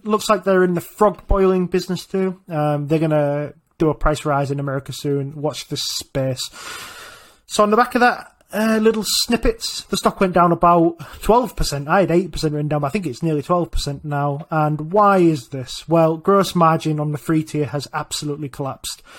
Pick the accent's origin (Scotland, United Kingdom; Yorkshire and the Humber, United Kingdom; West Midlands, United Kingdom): Yorkshire and the Humber, United Kingdom; I'm from Yorkshire